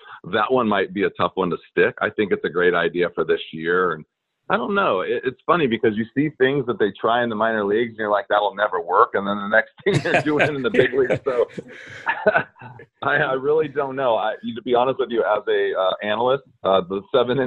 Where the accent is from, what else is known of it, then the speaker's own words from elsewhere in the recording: Anaheim, California, United States; I grew up in Anaheim